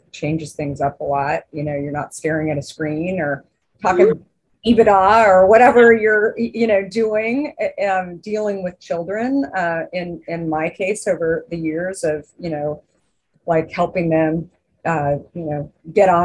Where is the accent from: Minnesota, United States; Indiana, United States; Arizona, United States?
Arizona, United States; also born or lived in New York; now in Northern California, United States; growing up in Arizona, it's very much an indoor outdoor life.